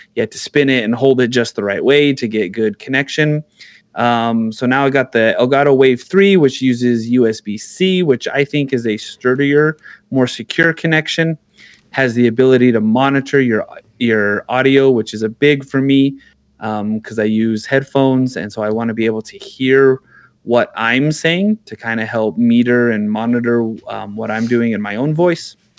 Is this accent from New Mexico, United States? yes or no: yes; New Mexico, United States; I'm from New Mexico